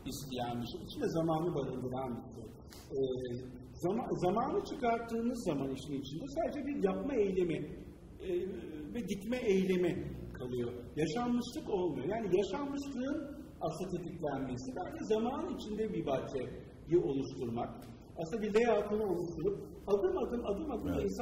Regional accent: Istanbul, Turkey; çocukluğum orada geçti. Yani e, Taşlık'ta e, yaşadım, Taşlık'ta büyüdüm.

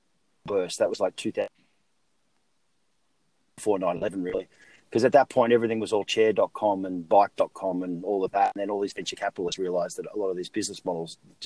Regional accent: Sydney, New South Wales, Australia; moved away; I've obviously as a kid growing up in Australia

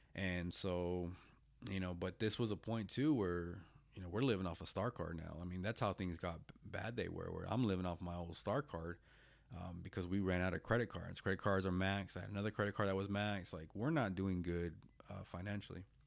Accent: United States; moved away as an adult; also born or lived in Japan; I get a local job at the V A, um, here in my hometown

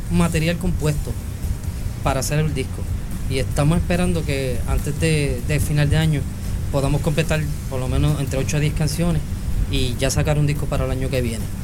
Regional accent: Morovis, Puerto Rico; porque yo soy natural de Morovi, y antes de que inclusive pues esos géneros empezaran a, a llegar al, pueblo allá

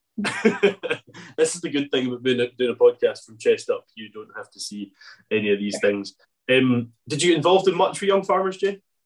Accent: Arran, Scotland, United Kingdom; I'm from Arran

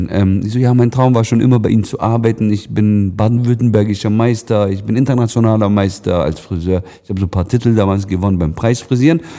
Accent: Lake Constance area, Germany; ich komme aus der Nähe vom Bodensee.

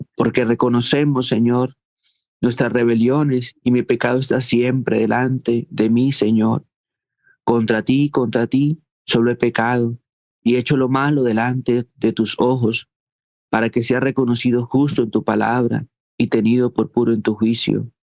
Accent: Colombia; como colombianos

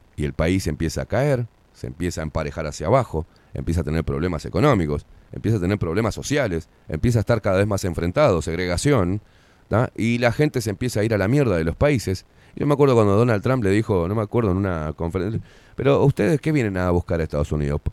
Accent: Uruguay

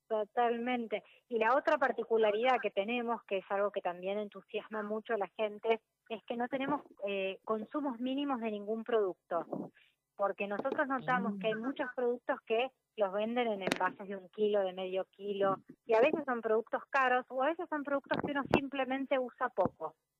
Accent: Argentina; soy una emprendedora argentina

